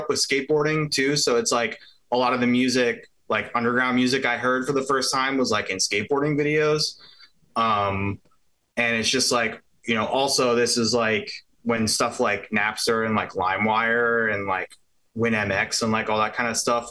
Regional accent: Pittsburgh area, Pennsylvania, United States; The area I grew up was like, so I'm from Pittsburgh. I'm from like half an hour south of the city.

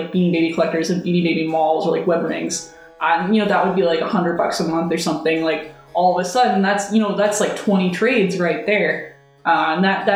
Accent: Canada; I grew up in Canada

